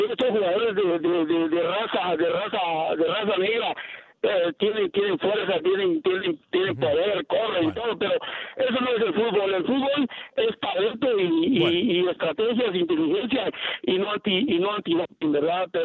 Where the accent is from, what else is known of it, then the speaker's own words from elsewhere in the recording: Guatemala; moved away; yo soy de Guatemala